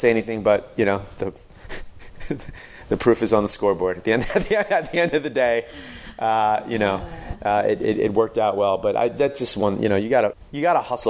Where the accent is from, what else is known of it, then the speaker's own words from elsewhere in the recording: New York, United States; moved away; I'm still from New York